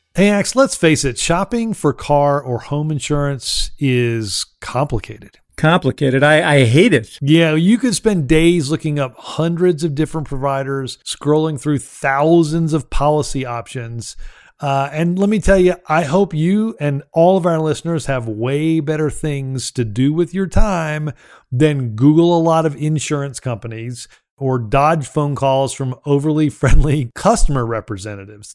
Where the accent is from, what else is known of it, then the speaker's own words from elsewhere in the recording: Alabama, United States; Alabama, uh, my home state